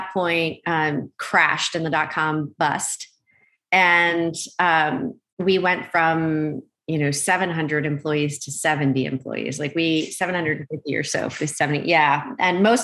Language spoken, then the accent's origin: English; Oxford, Pennsylvania, United States; moved away as an adult; also born or lived in Malaysia / Philadelphia, Pennsylvania; now in California, United States; I grew up on the East Coast in Pennsylvania, mostly. I was born in Malaysia. We traveled quite a lot, but mostly our home base while I was growing up was in the Philadelphia area, farm country, Oxford, Pennsylvania